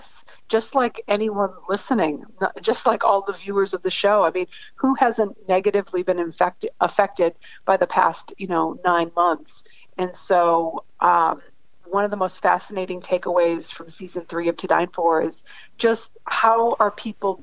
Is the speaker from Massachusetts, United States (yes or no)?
yes; Lakeville, Massachusetts, United States; moved away as an adult; also born or lived in Little Rock, Arkansas / New York City / Chicago; I grew up in Lakeville, Massachusetts